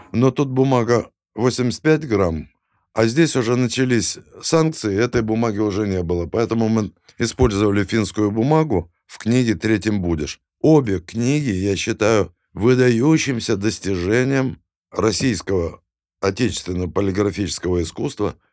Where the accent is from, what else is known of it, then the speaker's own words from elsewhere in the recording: Kyiv, Ukraine; moved away; also born or lived in Saint Petersburg / Moscow; я киевлянин